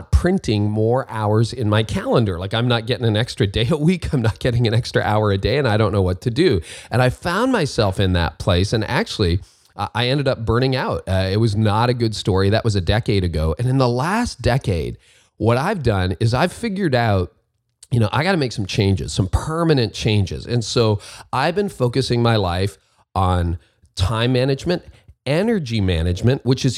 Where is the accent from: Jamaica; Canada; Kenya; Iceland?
Canada; in Canada, my home country